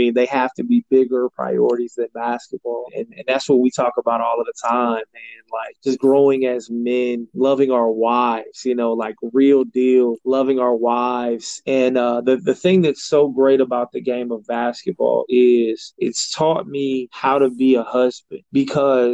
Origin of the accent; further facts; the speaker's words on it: Florida, United States; I'm from Florida